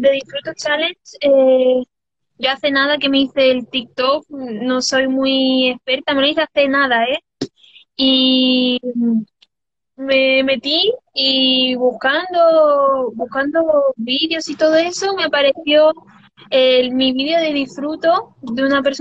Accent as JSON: {"language": "Spanish", "town": "Düsseldorf", "region": "North Rhine-Westphalia", "country": "Germany", "tie": "born there", "said": "La verdad es que soy mitad cubana y mitad española. Y bueno, y nacida en Düsseldorf, porque no nací ni aquí."}